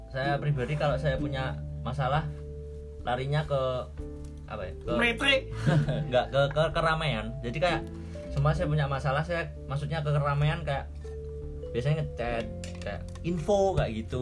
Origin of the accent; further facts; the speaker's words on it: Java, Indonesia; gua gue wong Jawa